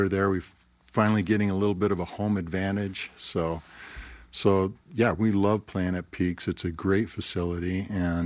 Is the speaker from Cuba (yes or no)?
no; Calgary, Alberta, Canada; now in Utah, United States; I was born and raised in Canada, Calgary, and played as a young man there